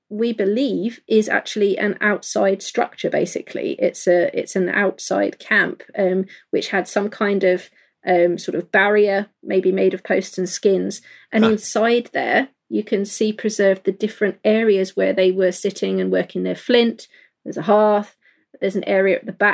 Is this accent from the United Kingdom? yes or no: yes; London, United Kingdom; I grew up in London